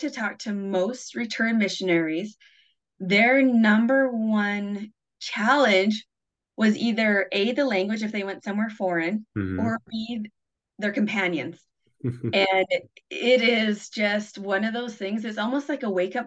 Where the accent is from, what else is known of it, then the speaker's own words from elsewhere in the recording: Canada; also born or lived in Kyiv, Ukraine; now in Bountiful, United States; I live in Utah right now in Bountiful, and I grew up in Canada